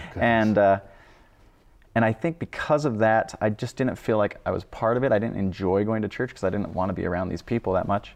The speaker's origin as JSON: {"language": "English", "region": "Idaho", "country": "United States", "tie": "born or raised there", "also_born_or_lived": "Wyoming", "said": "I'm from Idaho, I guess. Originally, I was born in Wyoming, but grew up in Idaho"}